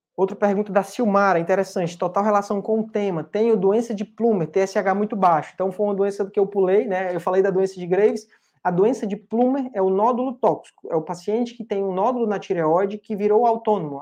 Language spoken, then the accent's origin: Portuguese; Fortaleza, Ceará, Brazil; eu sou de Fortaleza